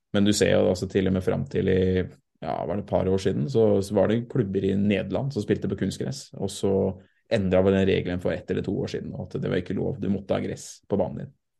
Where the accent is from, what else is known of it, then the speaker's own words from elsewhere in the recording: Sarpsborg, Østfold, Norway; also born or lived in Fredrikstad; jeg er jo født i Fredrikstad, dessverre, pga. sykehuset var der. Men jeg er oppvokst i Sarpsborg